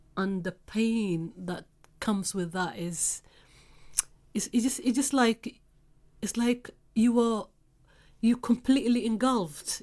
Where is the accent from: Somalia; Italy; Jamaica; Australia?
Somalia; now in United Kingdom; I'm from Africa, specifically East Africa, Somalia